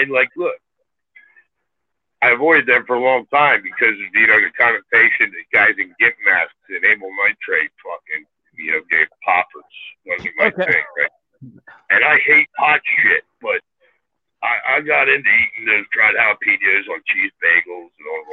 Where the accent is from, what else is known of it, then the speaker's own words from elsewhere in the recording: Philadelphia, Pennsylvania, United States; moved away; I'm from Philly.